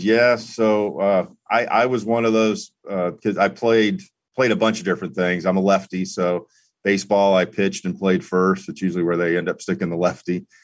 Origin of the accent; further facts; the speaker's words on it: East Coast, United States; moved away as an adult; now in Indianapolis, United States; I'm from the East Coast